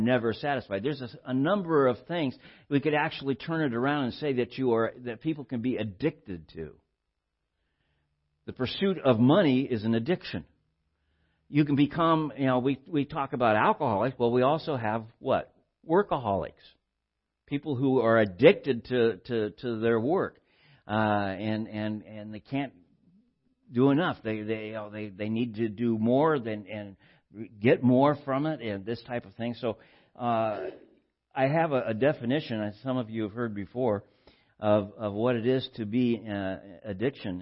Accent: Southern California, United States; born or raised there

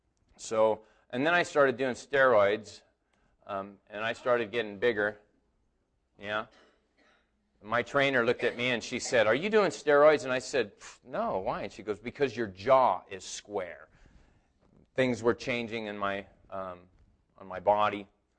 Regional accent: Hydesville, California, United States; I grew up in Hydesville when I was a little kid

